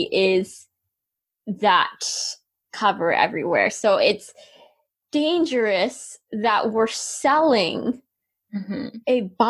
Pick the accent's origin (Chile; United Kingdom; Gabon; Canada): Canada; growing up in Canada, from you know, being a little girl and then going through puberty